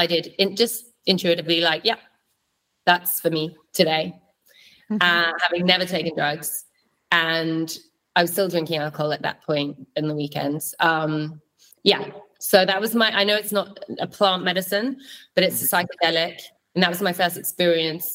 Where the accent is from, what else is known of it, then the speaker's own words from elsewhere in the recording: London, United Kingdom; moved away as an adult; also born or lived in Berlin; I grew up in London